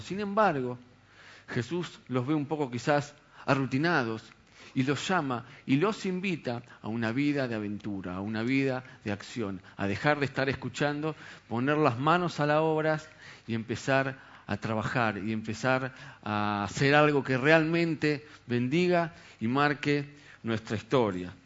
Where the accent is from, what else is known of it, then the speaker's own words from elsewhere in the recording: Argentina; la mayoría de acá somos argentinos